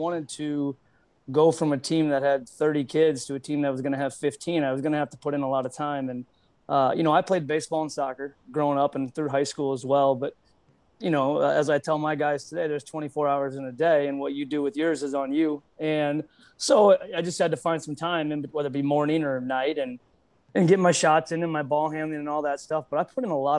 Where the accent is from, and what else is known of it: Des Moines, Iowa, United States; born or raised there; also born or lived in Omaha, Nebraska